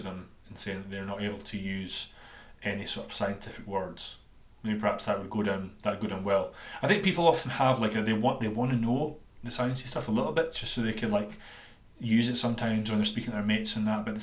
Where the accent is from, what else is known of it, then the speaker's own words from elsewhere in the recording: Dundee, Scotland, United Kingdom; accent: Dundonian; my Dundonian accent